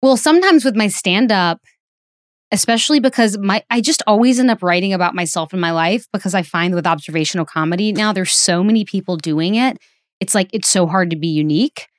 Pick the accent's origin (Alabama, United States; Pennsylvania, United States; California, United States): Alabama, United States; moved away; in a sold-out theater in Birmingham, Alabama, which is not my hometown, but my home state